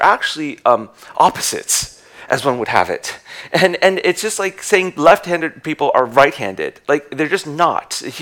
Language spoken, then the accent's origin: English; United States; we're American